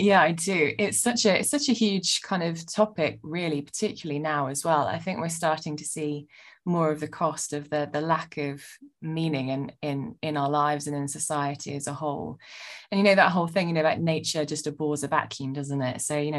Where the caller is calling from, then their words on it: London, United Kingdom; Oh, I'm zooming in from my apartment in not so sunny northern London.